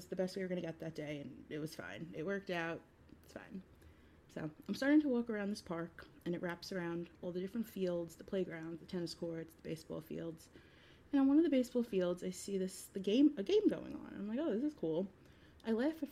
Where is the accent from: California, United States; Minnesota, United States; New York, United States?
New York, United States; as a New Yorker